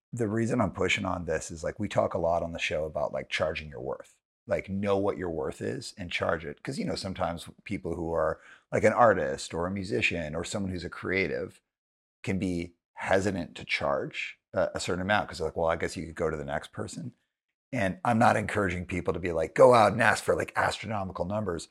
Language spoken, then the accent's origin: English; Calgary, Alberta, Canada; also born or lived in Montreal; I grew up in Calgary